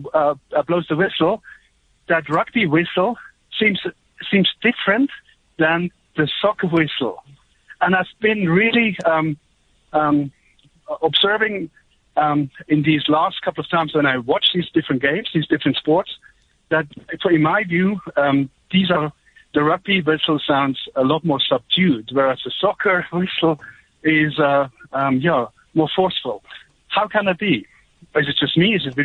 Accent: Switzerland; moved away as an adult; now in South Africa; I grew up in Switzerland and watching soccer on television, moved to South Africa 13 years ago

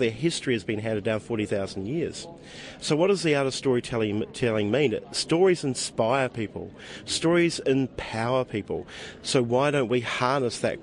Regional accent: Matakana Island, Bay of Plenty, New Zealand; now in Australia; I'm from Matakana Island.

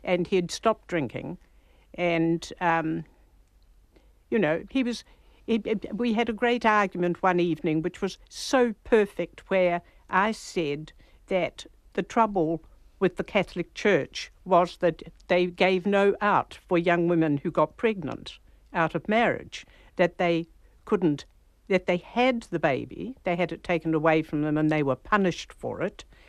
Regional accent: New Zealand; all of us in New Zealand

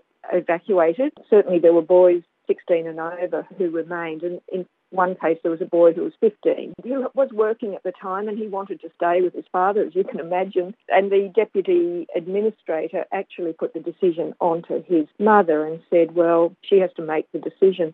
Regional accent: Rabaul, East New Britain, Papua New Guinea; we grew up in Rabaul

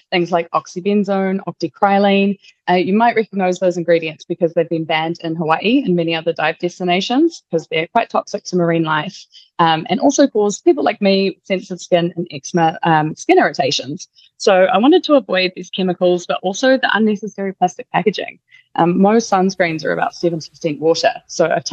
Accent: Wellington, New Zealand; at a market in Wairiki, Wellington, my hometown

